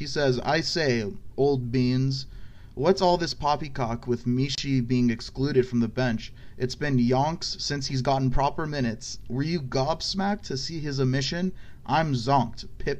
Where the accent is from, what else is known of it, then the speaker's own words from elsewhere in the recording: United States; accent: American; I'm just going to read it in my traditional American accent.